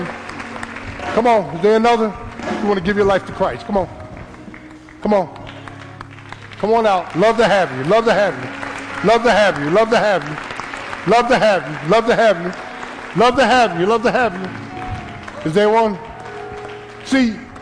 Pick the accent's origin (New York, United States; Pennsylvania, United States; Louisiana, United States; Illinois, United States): Pennsylvania, United States; Philadelphia; I was a little boy growing up in South Philly